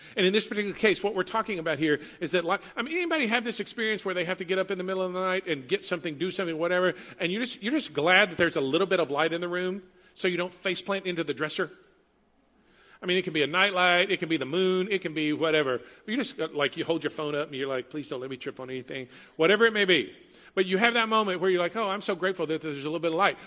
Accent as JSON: {"language": "English", "town": "Huntsville", "region": "Texas", "country": "United States", "tie": "born or raised there", "said": "I grew up in Huntsville, 90 miles north of here, Prison City, USA. Like five prisons in the city limits, eight within the county."}